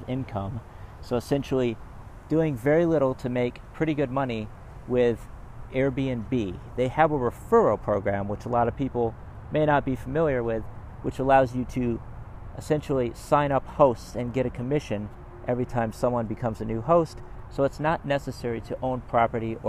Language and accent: English; Austin, Texas, United States; moved away as an adult; I've been back in Austin for about 4 months